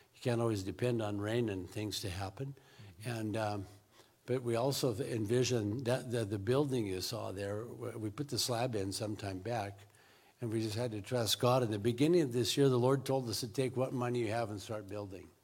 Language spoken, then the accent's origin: English; Richland, Washington, United States; moved away as an adult; now in Zimbabwe; I was born in Richland